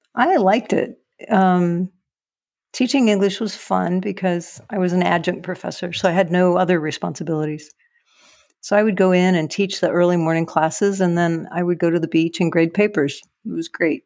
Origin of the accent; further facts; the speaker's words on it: Cedar Rapids, Iowa, United States; moved away; also born or lived in Meridian, Texas; I grew up in Cedar Rapids, Iowa.